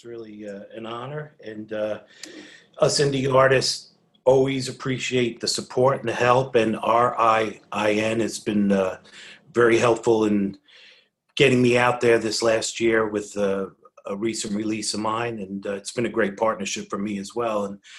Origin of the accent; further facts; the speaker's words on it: South Shore of Long Island, New York, United States; moved away as an adult; also born or lived in Queens, New York / Boston / California; I was born in Queens, New York, and moved out with my folks, of course, to Long Island, and grew up on the South Shore of Long Island, which is 25 miles from Manhattan.